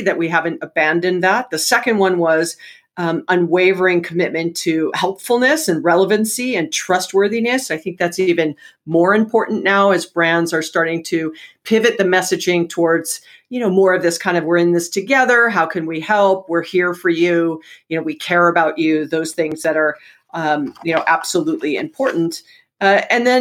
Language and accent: English; Hawaii, United States; I was born and raised in Hawaii